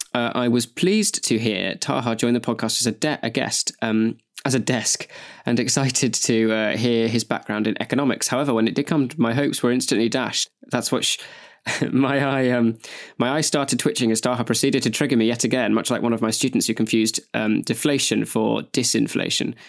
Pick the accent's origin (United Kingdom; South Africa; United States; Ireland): United Kingdom; Nottingham, East Midlands; I was born in Queen's Medical Center.